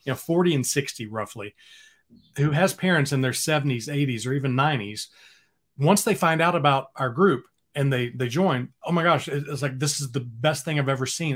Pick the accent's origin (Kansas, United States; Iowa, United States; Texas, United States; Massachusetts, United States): Texas, United States; Dallas; moved away as an adult; now in Austin, United States; I grew up in the Dallas area